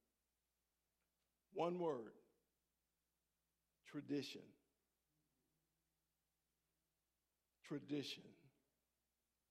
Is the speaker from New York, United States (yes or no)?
yes; Buffalo, New York, United States; moved away; also born or lived in San Diego; I was born and raised in Buffalo, New York.